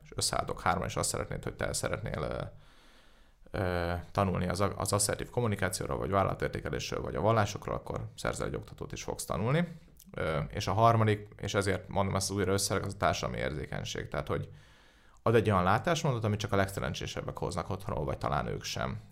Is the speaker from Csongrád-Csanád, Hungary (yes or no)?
no; Budapest, Hungary; Én budapesti vagyok